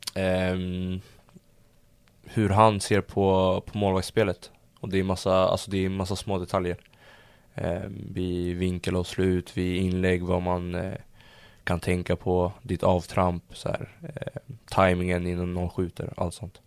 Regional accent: Stockholm, Stockholm County, Sweden; also born or lived in London / Södertälje; jag föddes i London. Ehm, så när de bröt så flyttade vi hem till mamma i Sverige. Och ehm, bodde jag i stan tills jag var kanske fyra fem Sen eh, i Södertälje när jag var sex, gick i förskolan där. Sen flyttade vi till Stureby när jag var sju år

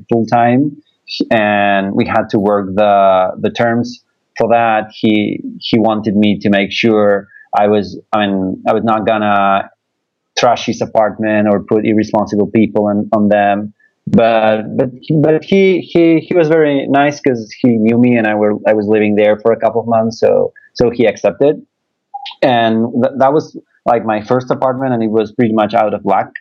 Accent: Buenos Aires, Argentina; I'm from Buenos Aires, Argentina, and I've been working with Airbnb for 2.5 years now

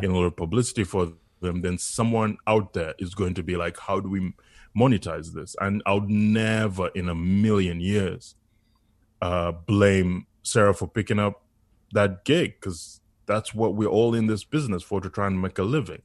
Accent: Uganda; now in Canada; I was born in Uganda. So for me as an immigrant

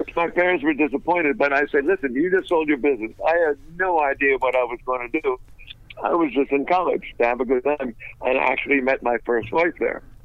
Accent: Philadelphia, Pennsylvania, United States; moved away; also born or lived in Orlando, Florida; I was originally from Philadelphia

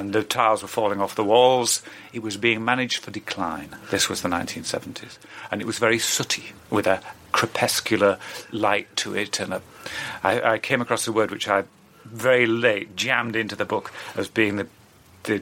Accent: York, Yorkshire and the Humber, United Kingdom; I grew up in York, yes, in Yorkshire

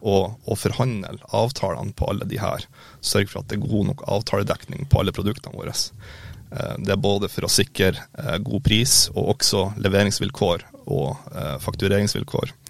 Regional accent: Mo i Rana, Nordland, Norway; moved away; also born or lived in Harstad / Molde; født og oppvokst i Mo i Rana

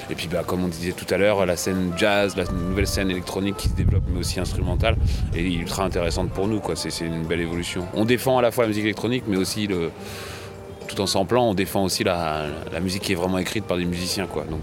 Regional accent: France; also born or lived in Normandy; producteur français, vivant en Normandie

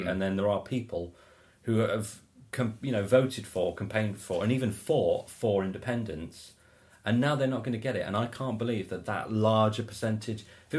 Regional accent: England, United Kingdom; As an English person

